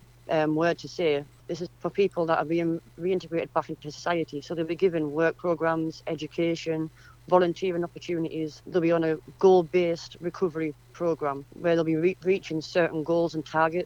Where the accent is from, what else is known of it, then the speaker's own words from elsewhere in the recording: Durham, North East England, United Kingdom; also born or lived in Yorkshire / Suffolk; now in Bishop Auckland, United Kingdom; I'm from Durham. Well, I was in Yorkshire for a long time and then I'm from Durham.